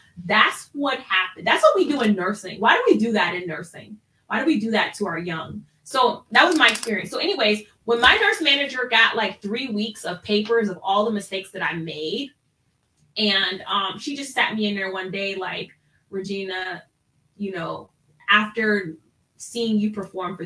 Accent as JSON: {"language": "English", "region": "Ohio", "country": "United States", "also_born_or_lived": "Washington, D.C.", "moved": "as an adult", "said": "I graduated from nursing school and I'm from Ohio"}